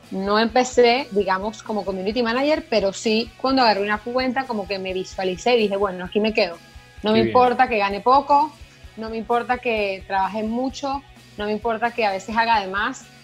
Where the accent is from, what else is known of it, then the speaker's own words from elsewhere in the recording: Venezuela; now in Buenos Aires, Argentina; una de las cosas que yo pensé cuando me fui de Venezuela es, sí, me encanta el periodismo, es un área muy linda, fue la que por un poco tiempo pude experimentar cuando estuve en Venezuela